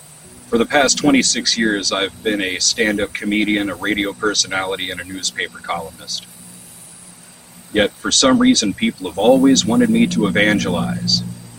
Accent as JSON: {"language": "English", "town": "Van Buren", "region": "Missouri", "country": "United States", "tie": "born or raised there", "said": "I was probably 13 years old and I was riding my bike through this very town where I grew up in Van Buren, Missouri."}